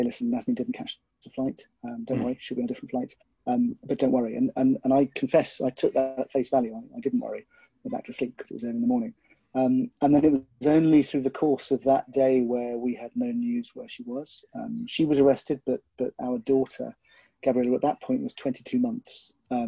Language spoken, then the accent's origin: English; United Kingdom; my background is I am British